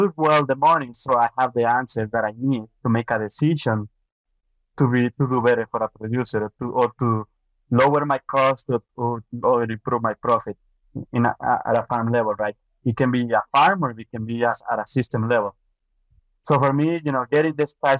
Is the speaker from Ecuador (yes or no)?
yes; Ecuador; moved away as an adult; also born or lived in Minnesota, United States; now in Canada; I'm from Ecuador. I got my veterinary degree from Ecuador.